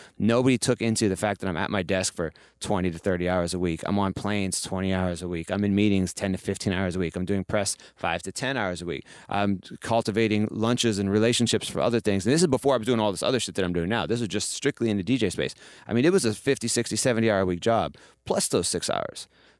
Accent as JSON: {"language": "English", "region": "Midwest", "country": "United States", "moved": "yes", "lives_now": "New York, United States", "said": "And I came from nowhere. I came from the Midwest, like, and I moved to New York with none of those things."}